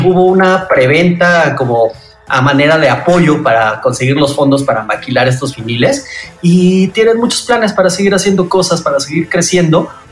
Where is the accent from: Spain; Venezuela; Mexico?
Mexico; los valores con los que nos fueron forjando como mexicanos